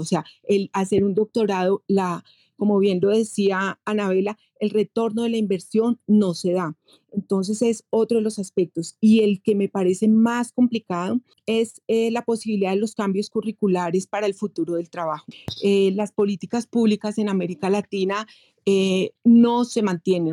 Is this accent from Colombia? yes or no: yes; Colombia; soy colombiana